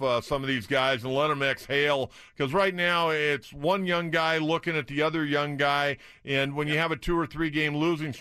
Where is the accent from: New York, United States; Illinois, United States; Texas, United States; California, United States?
California, United States; San Diego; I grew up in San Diego